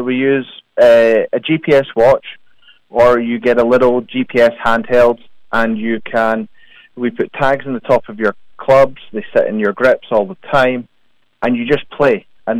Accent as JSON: {"language": "English", "town": "Perth", "region": "Scotland", "country": "United Kingdom", "said": "So originally from Perth."}